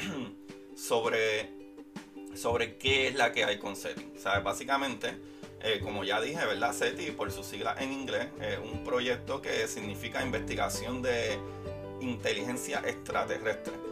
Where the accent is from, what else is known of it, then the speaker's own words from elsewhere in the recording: Puerto Rico; yo soy puertorriqueño y somos latinos